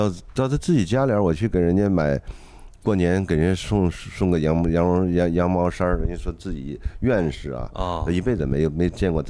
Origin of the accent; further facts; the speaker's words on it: Henan, China; 我河南人这次这次这次也挺惨的，刚刚遭了这个水灾，又又又又又这次疫情又又弄的，